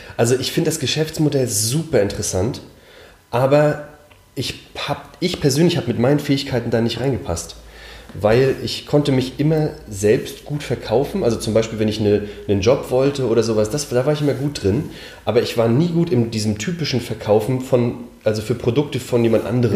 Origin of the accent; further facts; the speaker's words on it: Mecklenburg-Vorpommern, Germany; ich bin in Mecklenburg aufgewachsen